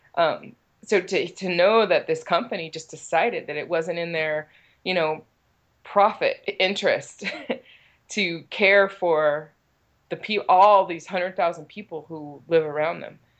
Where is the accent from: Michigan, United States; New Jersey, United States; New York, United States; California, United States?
California, United States; Richmond; I grew up here in Richmond. I'm third generation Richmond resident.